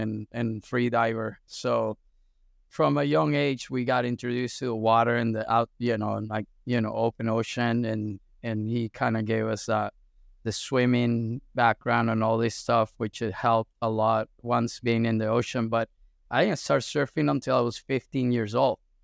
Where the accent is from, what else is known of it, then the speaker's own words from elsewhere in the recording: Caracas, Capital District, Venezuela; I was born and raised in Venezuela, and I'm actually from Caracas, from the capital city.